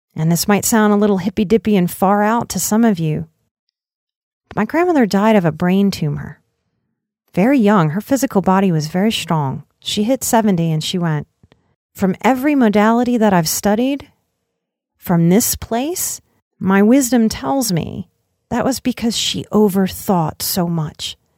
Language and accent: English; Southern Louisiana, United States; growing up in Southern Louisiana